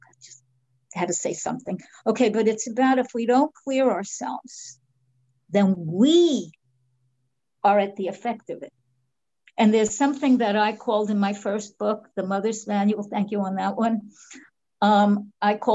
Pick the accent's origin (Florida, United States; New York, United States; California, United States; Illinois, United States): New York, United States; That's how you know I'm from New York.